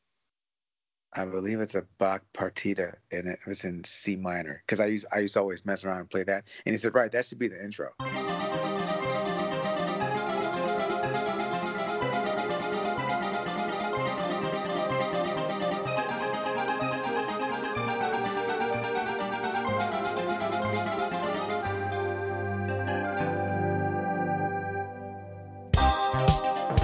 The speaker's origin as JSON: {"language": "English", "town": "Detroit", "region": "Michigan", "country": "United States", "tie": "born or raised there", "moved": "yes", "lives_now": "California, United States", "said": "growing up in Detroit"}